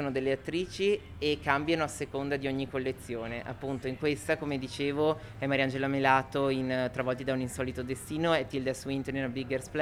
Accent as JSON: {"language": "Italian", "town": "Venice", "region": "Veneto", "country": "Italy", "said": "Venezia, io sono di Venezia e Venezia è sempre presente sia nelle stampe comunque nei richiami"}